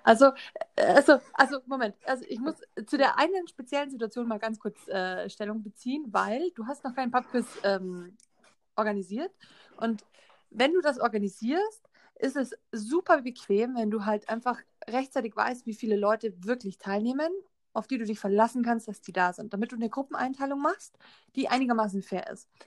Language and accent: German; Germany; bei uns in Deutschland